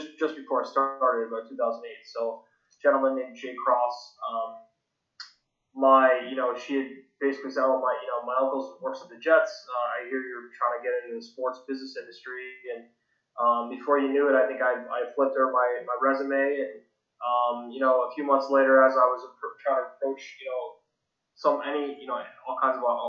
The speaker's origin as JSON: {"language": "English", "town": "Toronto", "region": "Ontario", "country": "Canada", "tie": "born or raised there", "said": "I grew up in Toronto, Canada, just a suburb outside of the city"}